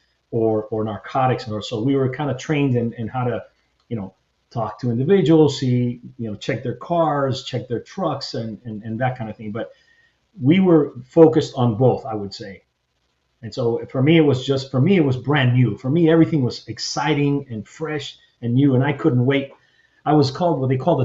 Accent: Hialeah, Florida, United States; first language Spanish; English is a second language; moved away as an adult; I grew up in Miami, Hialeah, you know, it was mainly all Cuban Spanish

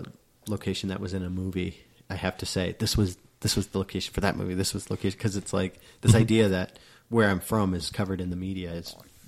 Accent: South Dakota, United States; growing up in South Dakota

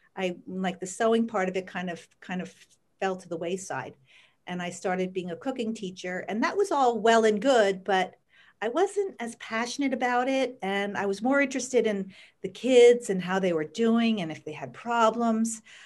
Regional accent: Bethlehem, Pennsylvania, United States; And I grew up in Bethlehem, and I went to Freedom High School

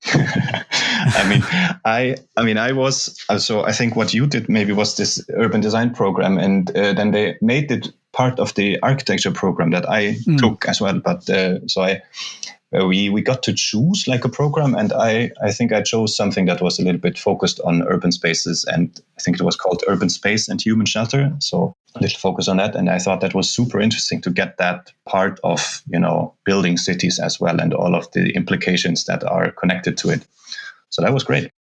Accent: Germany; moved away as an adult; also born or lived in Brazil / Lund, Sweden; now in Reykjavik, Iceland; I'm from Germany.

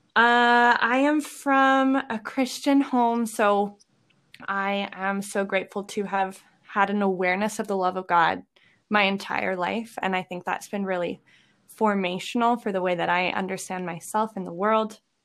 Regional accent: Lethbridge, Alberta, Canada; now in Edmonton, Canada; I am originally from Lethbridge

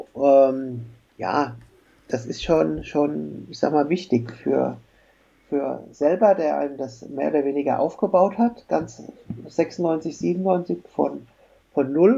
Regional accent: Frankfurt, Hesse, Germany; ich komme ja hier aus Frankfurt

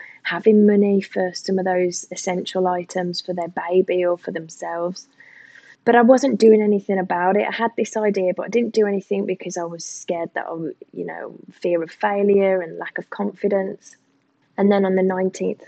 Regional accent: England, United Kingdom; moved away as an adult; now in Australia; I'm typically English

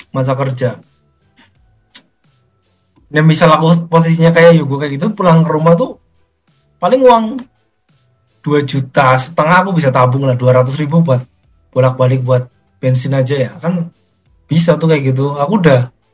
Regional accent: Central Java, Indonesia; saya sebagai warga Jawa Tengah mendukung Pak Ganjar

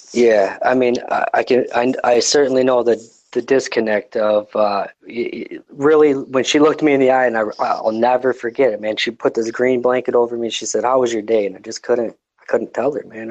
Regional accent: Detroit, Michigan, United States; I, am pretty far removed from Detroit

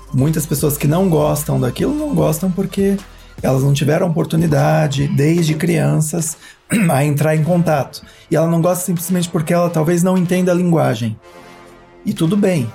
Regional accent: Cunha, São Paulo, Brazil; moved away; Como eu passei boa parte da minha infância em Cunha, família toda de lá

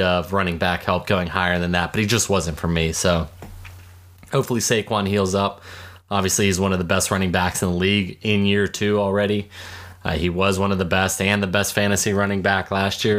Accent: Pittsburgh, Pennsylvania, United States; I'm from Pittsburgh.

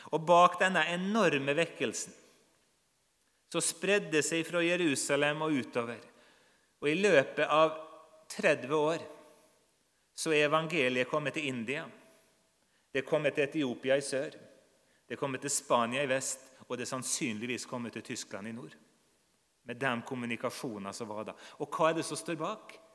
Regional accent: Nordmøre, Møre og Romsdal, Norway; Jeg vokste opp på Nordmøre

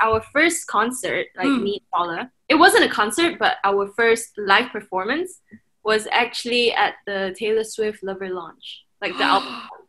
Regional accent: Kuching, Sarawak, Malaysia; now in Kuala Lumpur, Malaysia; I'm from Kuching, Sarawak, where Brendan was from.

